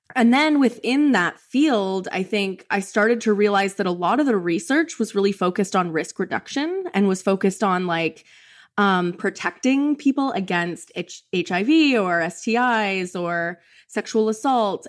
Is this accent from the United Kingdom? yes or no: no; Canada; moved away as an adult; now in Kentucky, United States; I'm from Canada